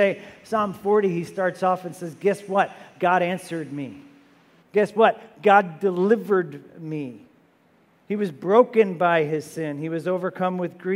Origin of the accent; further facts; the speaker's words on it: New Jersey, United States; We're also from New Jersey